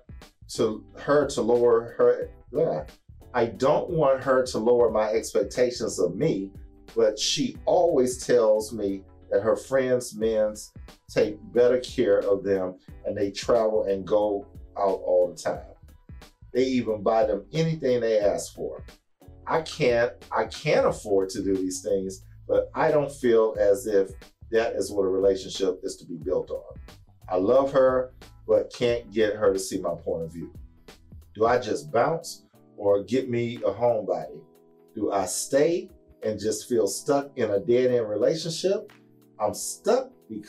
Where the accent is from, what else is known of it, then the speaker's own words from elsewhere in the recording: Houston, Texas, United States; moved away as an adult; also born or lived in East Coast; I being born and raised in Houston, I remember it when I was a kid, but after I left here